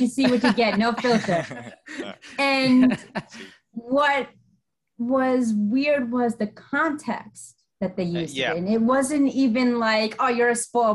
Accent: United States; also born or lived in Colombia; I was born and raised in America.

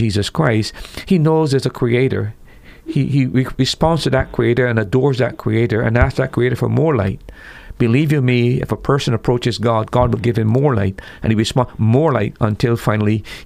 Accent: Barbados; I was born in the Caribbean where the people had the gospel before my time. I'm a first generation believer. Had the missionaries not come to my home in the 60s

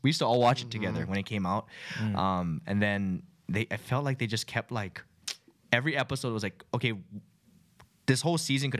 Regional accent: Hawaii, United States; accent: Hawaii Pidgin; It's my pigeon. My pigeon came out, my Hawaii accent.

